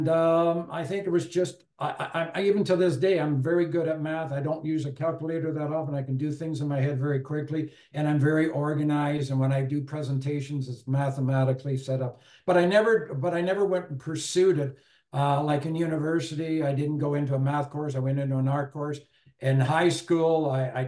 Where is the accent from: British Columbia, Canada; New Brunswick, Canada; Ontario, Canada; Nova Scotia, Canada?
Ontario, Canada; Owen Sound; also born or lived in Guelph; growing up in Owen Sound, small town